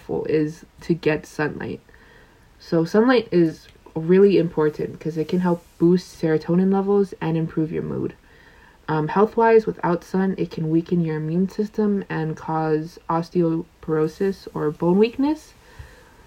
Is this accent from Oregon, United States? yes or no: yes; Oregon, United States; moved away; I grew up in Oregon, so there's lots of trees and stuff like that.